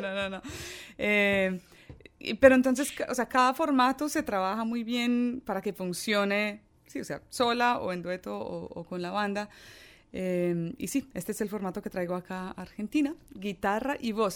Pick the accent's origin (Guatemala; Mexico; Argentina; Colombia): Colombia; also born or lived in Ireland; yo culturalmente me siento muy, muy colombiana, porque estoy allí desde mis dos años.